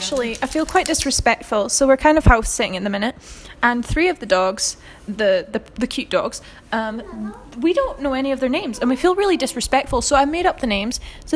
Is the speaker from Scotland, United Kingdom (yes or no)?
yes; Scotland, United Kingdom; I'm from Scotland